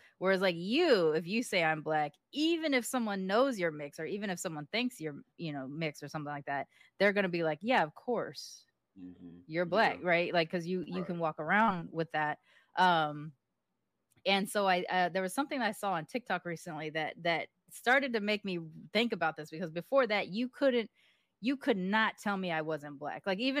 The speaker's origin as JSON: {"language": "English", "town": "Long Beach", "region": "California", "country": "United States", "accent": "hood accent", "said": "when I left Long Beach. So while this is sort of my default accent now, my natural accent was a hood accent."}